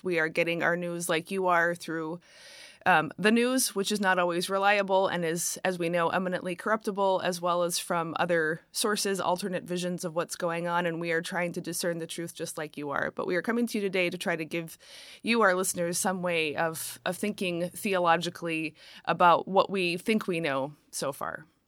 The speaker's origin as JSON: {"language": "English", "country": "United States", "said": "speaking as an American"}